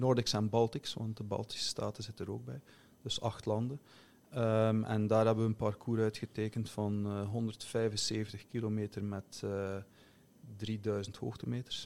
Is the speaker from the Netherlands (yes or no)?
no; Flemish Belgian, Flanders, Belgium; now in Finland; mijn perceptie als, als Belg, Vlaming